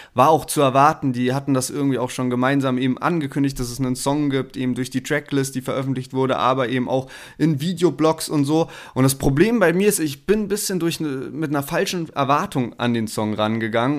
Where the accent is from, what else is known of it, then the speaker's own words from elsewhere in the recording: the South, Southern Germany, Germany; also born or lived in Berlin; bei uns im Süden